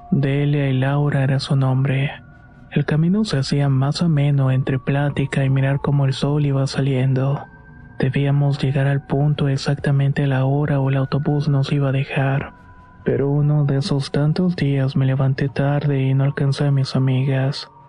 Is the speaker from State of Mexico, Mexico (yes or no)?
no; Veracruz, Mexico; iba a un colegio de bachilleres en el pueblo de donde soy originaria. En ese tiempo vivía en un ejido cercano a Tempoal en el estado de Veracruz.